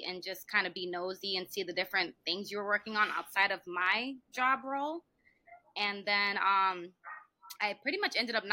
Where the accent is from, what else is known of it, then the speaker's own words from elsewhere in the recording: California, United States; I was born in California